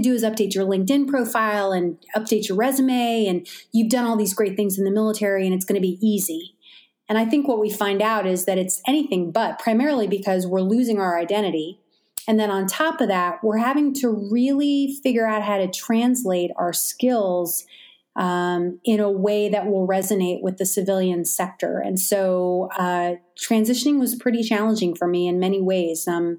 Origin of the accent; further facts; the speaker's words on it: Auburn, New York, United States; So I have cherished memories of growing up in Auburn and exploring the architecture and being at the lake and having a good time up there.